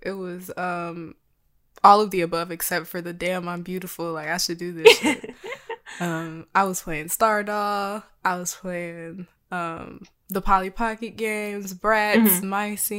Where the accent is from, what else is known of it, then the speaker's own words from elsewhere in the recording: the South, United States; Well, as a Black person, a visibly Black person growing up in the South, I did not think I was anything.